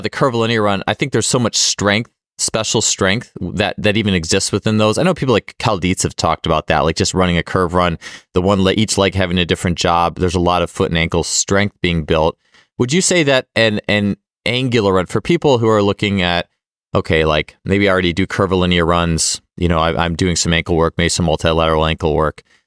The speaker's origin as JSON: {"language": "English", "town": "Milwaukee", "region": "Wisconsin", "country": "United States", "tie": "born or raised there", "said": "I was growing up in Milwaukee"}